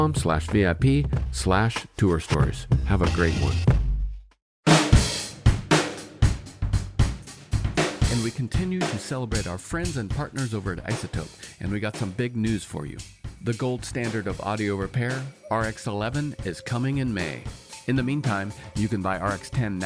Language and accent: English; Mariposa, California, United States; moved away as an adult; also born or lived in Portland, Oregon; I grew up in Northern California, and I moved to Portland in 2003